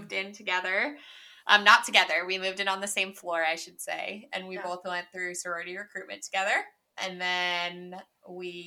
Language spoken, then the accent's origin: English; Idaho, United States; moved away as an adult; also born or lived in Washington; now in Boston, United States; I grew up in Idaho, and then I went to college in Washington